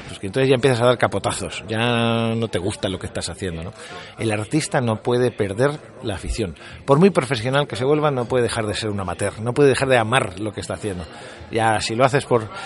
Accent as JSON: {"language": "Spanish", "town": "Albacete", "region": "Castilla-La Mancha", "country": "Spain", "moved": "yes", "lives_now": "Madrid, Spain", "said": "yo soy de Albacete"}